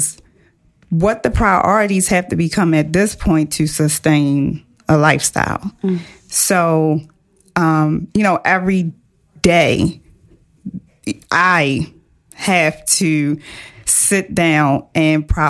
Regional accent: Baltimore, Maryland, United States; very humble beginnings, Baltimore City girl, public high school educated

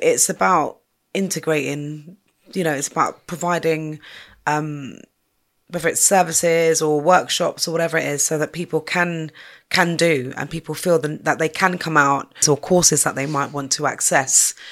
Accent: London, United Kingdom; I'm from North Kensington and I've seen lots of different changes up there.

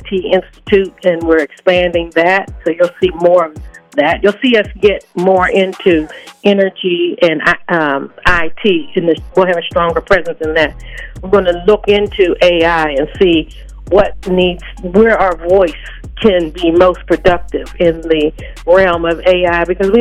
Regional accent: Pittsburgh, Pennsylvania, United States; now in Minneapolis-Saint Paul, United States; I'm from Pittsburgh, Pennsylvania initially

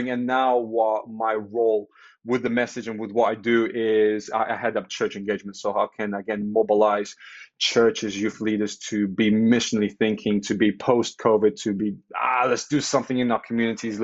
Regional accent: Portugal; moved away as an adult; now in United Kingdom; I'm Portuguese. I was born in Portugal, grew up in Portugal, moved to the UK in 2008

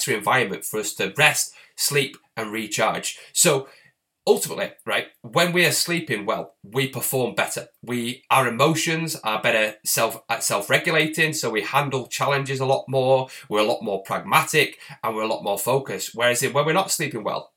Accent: Bury, North West England, United Kingdom; I'm actually from Bury, which is next to the town Bolton, and that's where Peter Kay's from, so it's very much a similar area

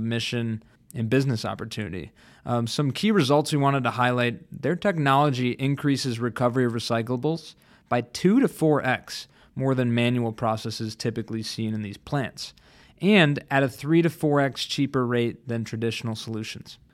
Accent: Chicago, Illinois, United States; my hometown favorite, Chicago

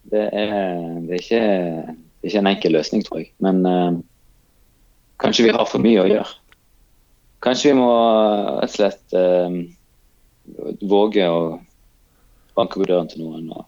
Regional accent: Kenya; now in Norway; jeg kommer fra Kenya, så, så, så var jeg jo på en måte vant med at eh, vi eh, snakket med alle. Og, og eh, alle fremmede var, var ikke fremmede.

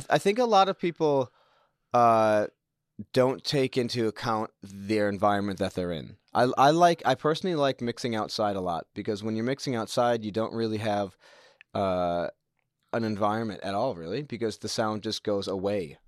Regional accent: United States; moved away as an adult; also born or lived in New Zealand; now in Tauranga, New Zealand; My parents are both American. They are on holiday when I was born. And then my dad got offered a good job back in the States. So they went back there, and I lived there for most of my life

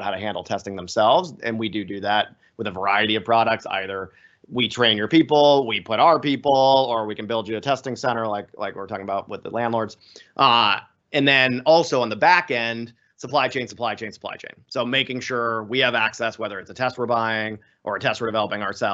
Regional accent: Florida, United States; now in Boston, United States; I grew up down in Florida, and we used to, as kids, graph hurricanes

